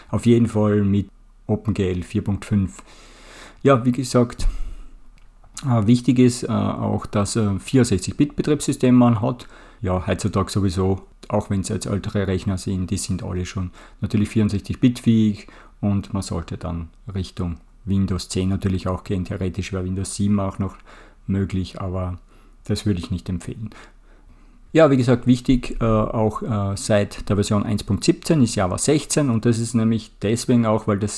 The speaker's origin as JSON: {"language": "German", "country": "Austria", "said": "Ich komme ja aus Österreich und es gibt bei uns auch oft gelevelt sozusagen"}